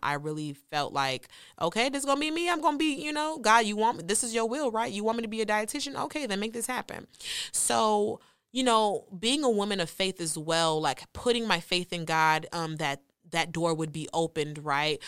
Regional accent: Nigeria; I'm Nigerian

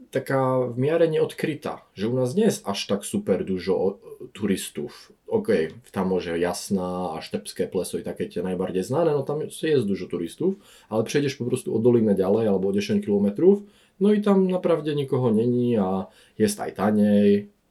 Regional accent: Žilina, Žilina Region, Slovakia; Polish is a second language; moved away as an adult; now in Norway; No tak ja jestem ze Słowacji. To dla Was, co nie wiedzą, tak to jest taki kraj na południe od Polski. E, jestem z miasta, co się nazywa Žilina. E, ono jest tylko 40 km od granicy z Polską. Jest to szóste największe miasto na Słowacji.

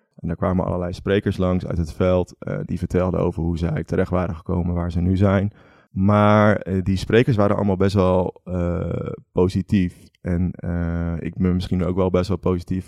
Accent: Veluwe, Gelderland, Netherlands; moved away; also born or lived in Utrecht; ik kom van de Veluwe, uit een heel klein dorpje

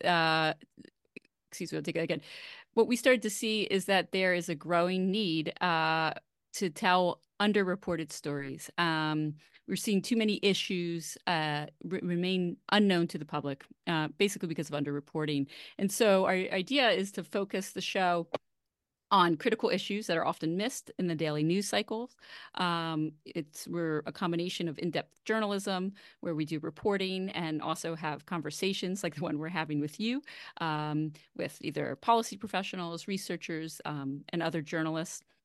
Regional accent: Baltimore, Maryland, United States; moved away; also born or lived in Philadelphia; my first public radio job at WYPR in Baltimore, which is the NPR affiliate there. Uh, it's actually the whole, where I grew up as well well. So that was really exciting to be able to cover news in my hometown

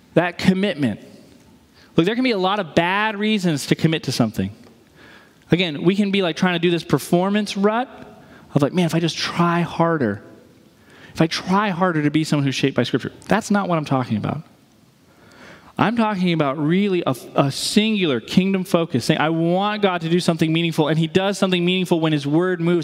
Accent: New England, United States; moved away; I'm from New England.

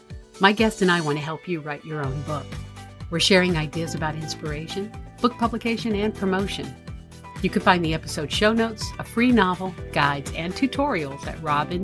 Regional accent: Tampa Bay area, Florida, United States; now in Pennsylvania, United States; you live in the Tampa Bay area, which is where I'm from originally.

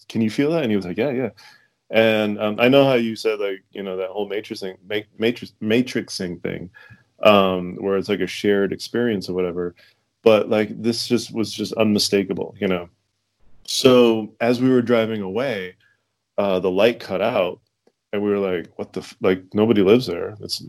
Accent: Fall River, Massachusetts, United States; we grew up in Fall River, Boston, and then we moved, my family moved to Fall River.

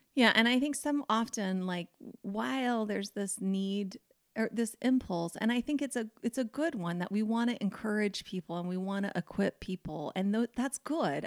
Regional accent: United States; I grew up in America

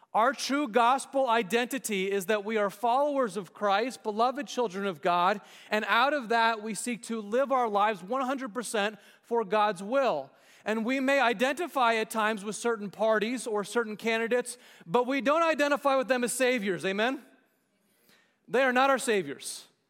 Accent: United States; we as American citizens

